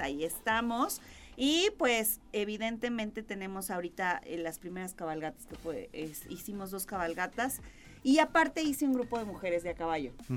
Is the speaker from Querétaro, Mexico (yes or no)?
yes; Querétaro, Mexico; Soy queretana